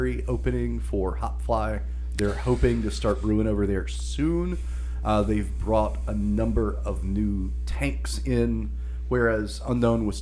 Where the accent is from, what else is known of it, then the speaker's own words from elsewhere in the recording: Hickory, North Carolina, United States; now in Charlotte, United States; Hickory, my hometown